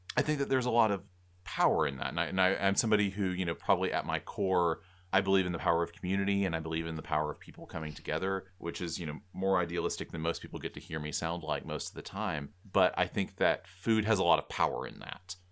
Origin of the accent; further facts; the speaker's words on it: South Georgia, United States; we're from the same town in South Georgia